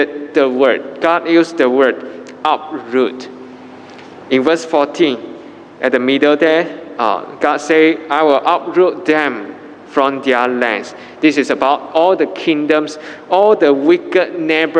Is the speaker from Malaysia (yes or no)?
yes; Malaysia; as a Malaysian